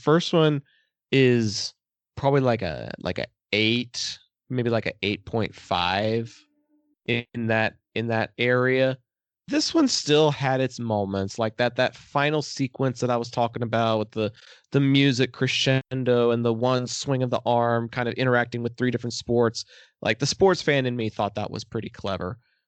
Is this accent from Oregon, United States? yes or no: no; Texas, United States; I'm from Texas.